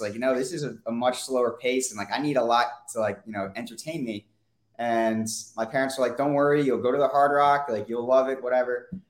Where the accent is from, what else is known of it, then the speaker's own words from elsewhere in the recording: Weston, United States; so I grew up in Weston